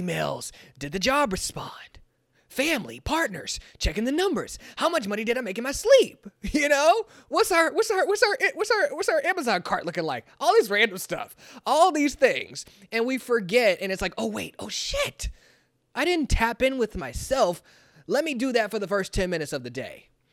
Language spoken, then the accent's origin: English; Kansas City, United States; I'm from Kansas City